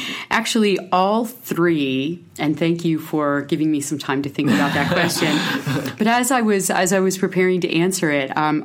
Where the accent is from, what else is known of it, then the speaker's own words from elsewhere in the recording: Pennsylvania, United States; moved away as an adult; also born or lived in Hermosa Beach, California; I grew up in Pennsylvania, and I was out west for almost 20 years